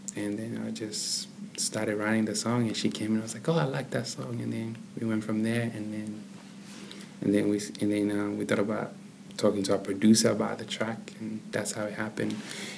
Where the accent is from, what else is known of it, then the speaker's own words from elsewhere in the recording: Zambia; also born or lived in Kinshasa, DR Congo / Zimbabwe; now in Australia; I'm from Congo. Born in Kinshasa, raised in Zambia and Zimbabwe, came to Australia in 2005.